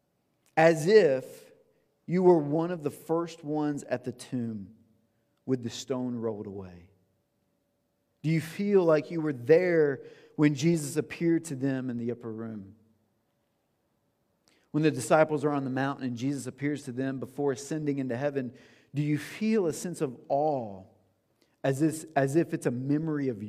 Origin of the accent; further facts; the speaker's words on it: the South, United States; I'm from the South